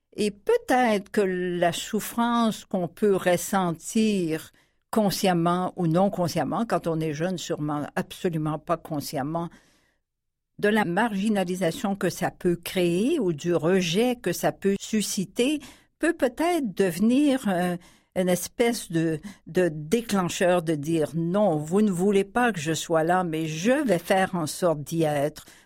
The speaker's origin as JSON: {"language": "French", "town": "Saint-Lambert", "region": "Quebec", "country": "Canada", "tie": "born or raised there", "also_born_or_lived": "Paris / Chicoutimi", "said": "Je suis née à Saint-Lambert, dans la région de Montréal, la Montérégie, en novembre 1942."}